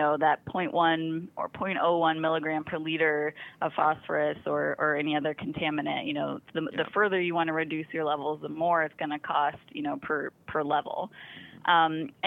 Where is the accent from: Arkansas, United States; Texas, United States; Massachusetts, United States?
Arkansas, United States; moved away; also born or lived in Arizona; I'm from Arkansas, and every time I come home to visit